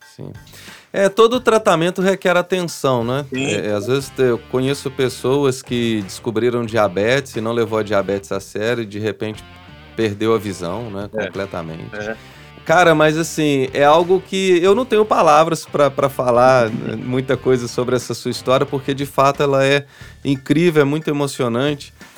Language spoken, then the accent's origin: Portuguese; São João del-Rei, Minas Gerais, Brazil; Eu sou de São João del Rei, falo de boca cheia que eu sou de lá